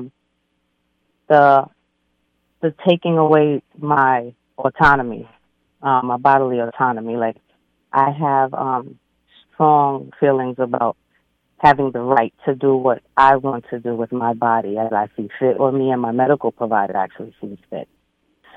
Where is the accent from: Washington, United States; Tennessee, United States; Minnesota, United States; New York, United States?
New York, United States; New York City; I grew up in Brooklyn, New York, Crown Heights, and growing up in that community